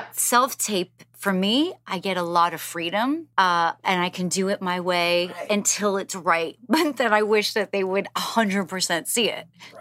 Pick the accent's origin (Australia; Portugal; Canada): Canada; now in United States; I'm Canadian and American